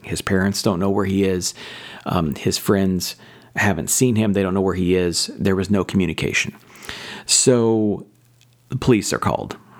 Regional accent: Southern Indiana, United States; I grew up in Southern Indiana

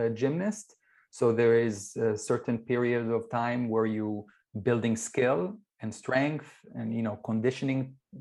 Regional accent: Israel; I grew up in Israel

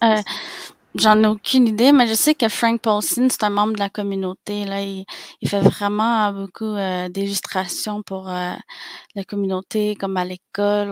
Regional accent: Pikogan, Quebec, Canada; je suis algonquine de Pikegan

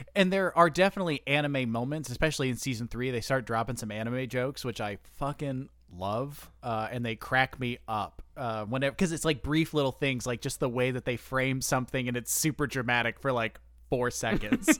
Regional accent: United States; I'm an American

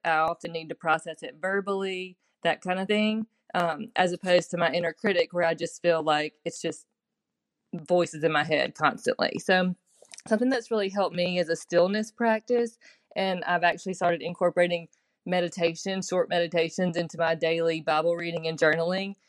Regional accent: Mississippi, United States; I'm from Mississippi.

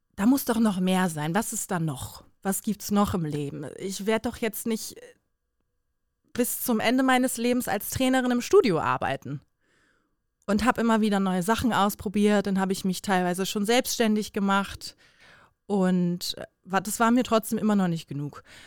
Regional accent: Bremen, Germany; now in Cologne, Germany; komme gebürtig aus Bremen, wohne jetzt aber in Köln

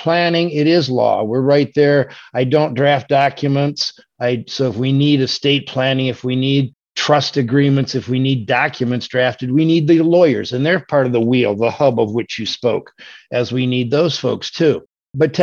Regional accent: Michigan, United States; moved away as an adult; also born or lived in Orlando, Florida; I am from Michigan. So I've relocated back up here just because I like it up here, and this is where I'm from

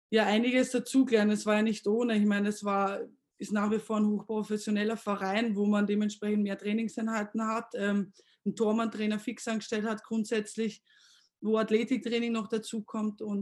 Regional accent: Austria; moved away as an adult; now in Germany; als Österreicher vielleicht mit Bayern ein bisschen naheliegend, aber die Mentalität hatte ich definitiv in mir.

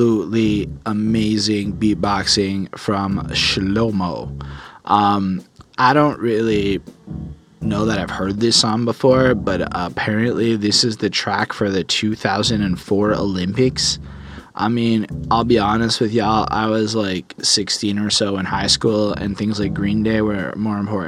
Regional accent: Canada; also born or lived in Quebec; as a Canadian

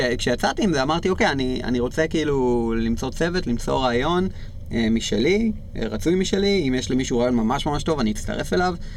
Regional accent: Israel; בתור ישראלים אנחנו חיים בקלצ'ר הזה

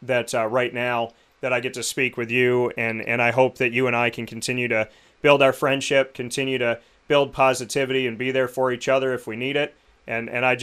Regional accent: Syracuse, New York, United States; I love my hometown. I started my company here 8.5 years ago

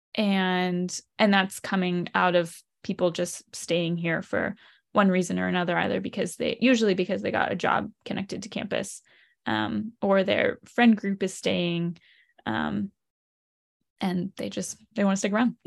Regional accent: Lancaster, Pennsylvania, United States; I grew up in Lancaster, Pennsylvania

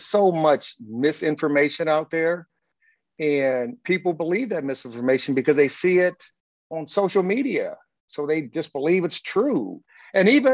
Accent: Indiana, United States; also born or lived in California; now in Las Vegas, United States; I'm a country boy from Indiana

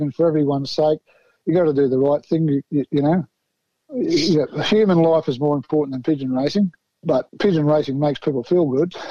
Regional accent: Newcastle, New South Wales, Australia; Oh, I'm actually from Newcastle, mate.

